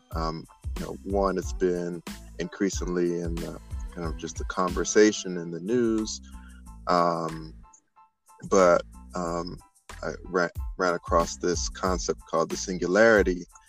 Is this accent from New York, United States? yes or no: no; Greensboro, North Carolina, United States; moved away as an adult; also born or lived in Georgia; I am originally from Greensboro, North Carolina